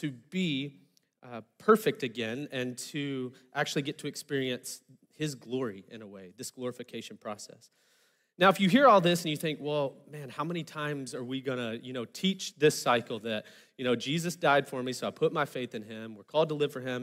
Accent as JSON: {"language": "English", "region": "Arkansas", "country": "United States", "said": "I'm from Arkansas, so I'm used to things being a little low-key"}